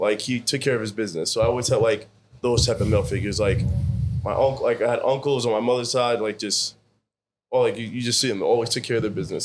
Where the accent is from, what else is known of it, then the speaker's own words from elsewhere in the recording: Scarsdale, New York, United States; I grew up in Scarsdale